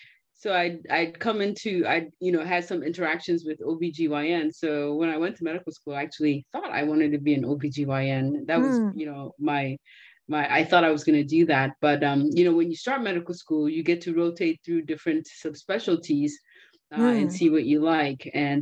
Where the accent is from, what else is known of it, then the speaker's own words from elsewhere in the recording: Nigeria; born there; Well, I was born in Nigeria, as you guys all know.